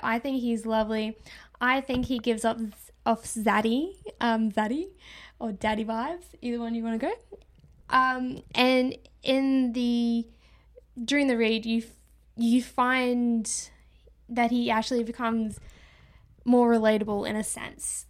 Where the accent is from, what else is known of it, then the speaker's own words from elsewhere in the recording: Australia; I'm Australian. I understand that us Australians do pronounce words differently to the rest of the world